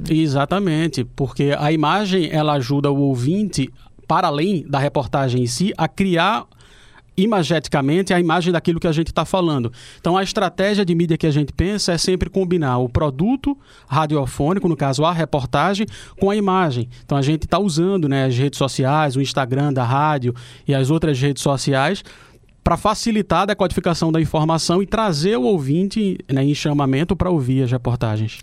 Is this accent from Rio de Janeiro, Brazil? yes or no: no; Recife, Pernambuco, Brazil; moved away as an adult; now in Rio Grande do Norte, Brazil; Eu sou do Recife, mas estou morando aqui há quatro anos